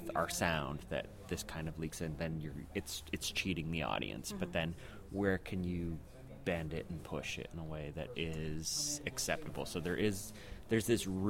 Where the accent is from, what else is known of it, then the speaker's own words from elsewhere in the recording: Toronto, Ontario, Canada; we're from Toronto